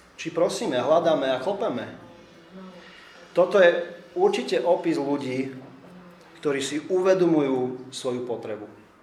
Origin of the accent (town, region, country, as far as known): Slovakia